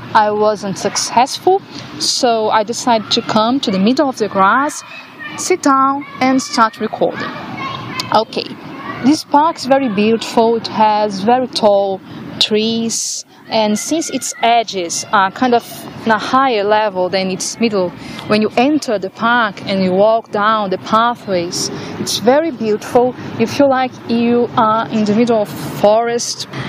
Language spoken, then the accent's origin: English; Brazil; English is a second language; moved away as an adult; now in Ireland; i come from Brazil to study in Ireland for one year to improve my English.